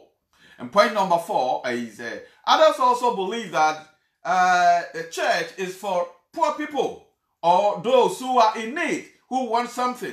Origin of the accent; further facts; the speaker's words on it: Ghana; I come from Ghana